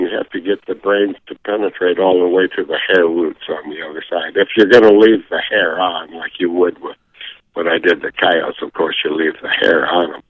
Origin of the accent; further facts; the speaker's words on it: Midwest, United States; now in Montana, United States; I grew up in the Midwest